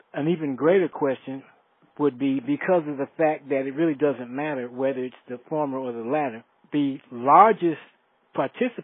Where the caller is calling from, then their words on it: Decatur, Georgia, United States; I'm calling from Decatur, Georgia, right outside of Atlanta.